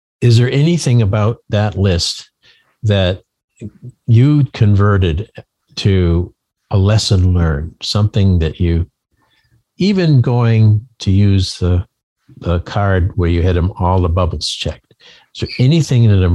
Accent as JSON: {"language": "English", "region": "Maine", "country": "United States", "said": "I'm from Maine"}